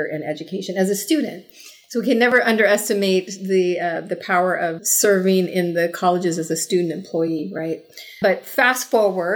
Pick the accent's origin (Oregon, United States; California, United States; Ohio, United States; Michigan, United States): California, United States; San Diego; also born or lived in South Orange County, California; I was born and raised in San Diego, California